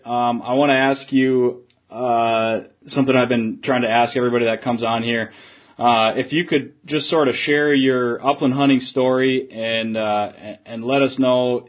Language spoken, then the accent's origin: English; Duluth, Minnesota, United States; I grew up in Duluth, but lived in the cities for a while and moved back up north